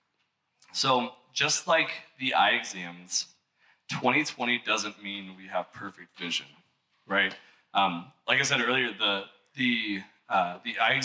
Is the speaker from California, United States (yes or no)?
no; Missouri, United States; I'm from Missouri